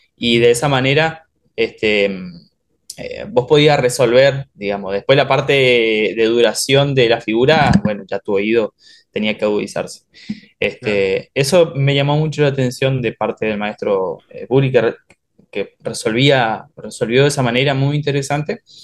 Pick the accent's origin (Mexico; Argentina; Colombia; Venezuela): Argentina; Oberá, Misiones; now in Buenos Aires, Argentina